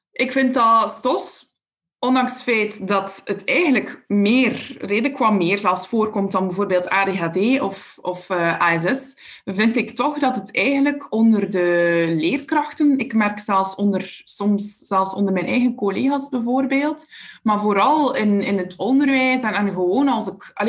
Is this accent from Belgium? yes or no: yes; Belgium; Uit België.